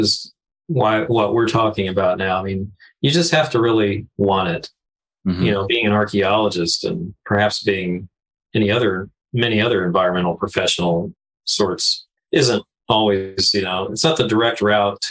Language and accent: English; Stillwater, Oklahoma, United States; moved away; I grew up in Stillwater, Oklahoma, which is where Oklahoma State University is